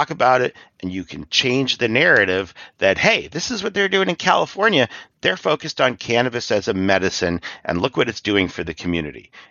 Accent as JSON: {"language": "English", "country": "Ireland", "said": "Uh, I'm from Ireland, so I connected up with an Irish NORML."}